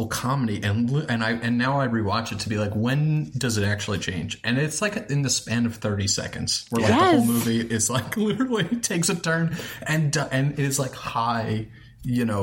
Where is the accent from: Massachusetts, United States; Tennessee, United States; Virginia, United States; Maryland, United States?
Maryland, United States; Towson; also born or lived in Baltimore; I grew up in Towson. So I'm from Towson.